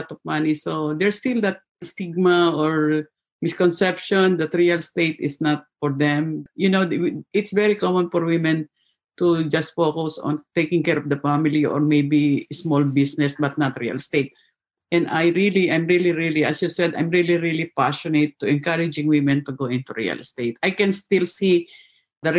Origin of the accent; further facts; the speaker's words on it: Philippines; now in Mississauga, Canada; I originally come from a small country in Asia, Philippines